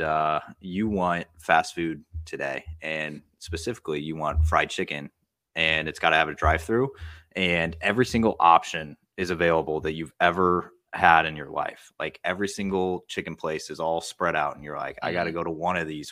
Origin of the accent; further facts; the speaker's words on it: Midwest, United States; I grew up in the Midwest